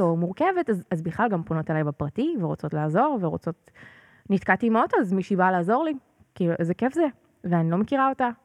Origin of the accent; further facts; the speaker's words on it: Northern District, Israel; now in Pardes Hanna-Karkur, Israel; אני גדלתי במושב בצפון